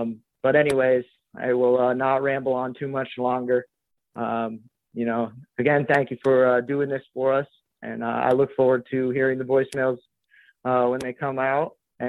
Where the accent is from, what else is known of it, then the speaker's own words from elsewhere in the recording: Vermont, United States; I was brought up in Vermont.